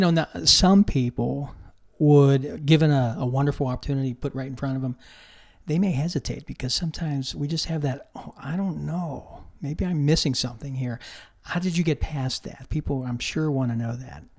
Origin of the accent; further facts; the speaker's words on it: Pittsburgh, Pennsylvania, United States; moved away; I grew up in Pittsburgh